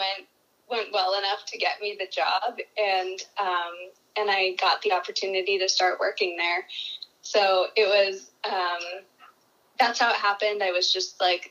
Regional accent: New Hampshire, United States; I grew up in New Hampshire

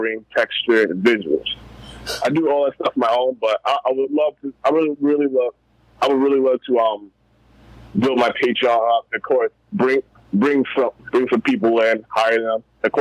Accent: Baltimore, Maryland, United States; I'm from Baltimore, Maryland

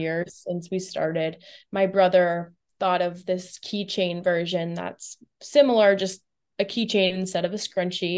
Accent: Boca Raton, Florida, United States; also born or lived in Tampa, Florida; So, I grew up in South Florida, um, specifically, like, Boca Raton, uh, Del Rey area.

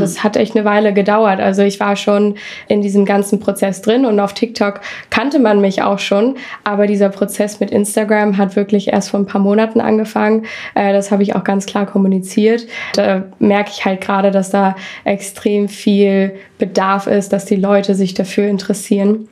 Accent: Hamburg, Germany; moved away; ich komme aus Hamburg

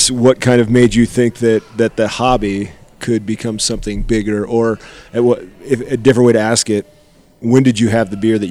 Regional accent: Iowa, United States; I'm from Iowa

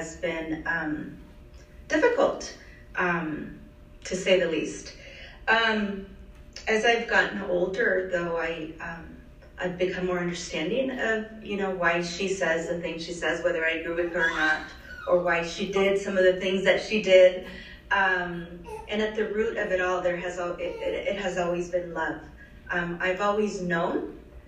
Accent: Los Angeles, California, United States; she migrated to Los Angeles, where I was born a few years later

